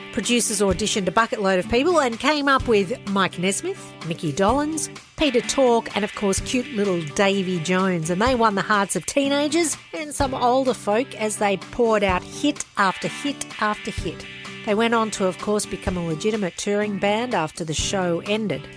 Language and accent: English; Australia; in my hometown